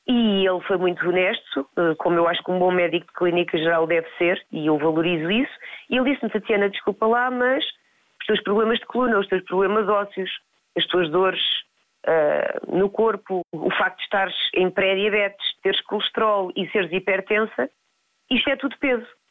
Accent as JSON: {"language": "Portuguese", "country": "Portugal", "tie": "born or raised there", "also_born_or_lived": "Mozambique", "said": "acabei por vir com a minha mãe para Portugal"}